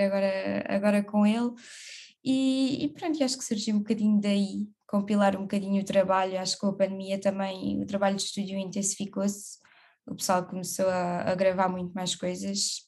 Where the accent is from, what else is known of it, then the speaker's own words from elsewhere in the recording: Évora, Alentejo, Portugal; moved away as an adult; now in Lisbon, Portugal; Sou de Évora, natural de Évora, vivo em Lisboa já há quase seis aninhos